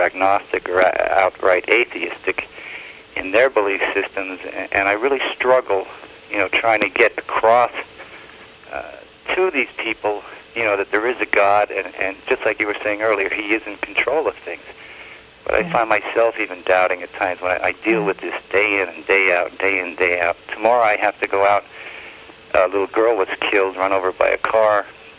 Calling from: Ringtown, Pennsylvania, United States; Pennsylvania, Ringtown, Pennsylvania.

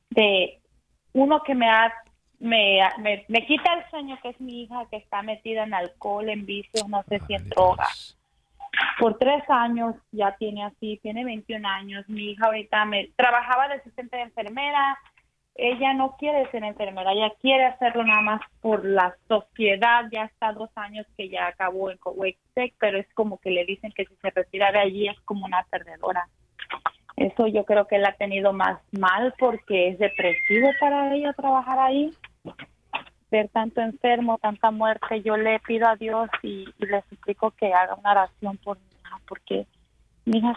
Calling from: North Carolina, United States; De Carolina del Norte.

